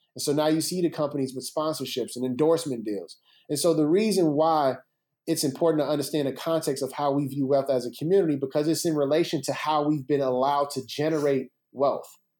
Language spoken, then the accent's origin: English; Chicago, Illinois, United States; growing up in Chicago was amazing.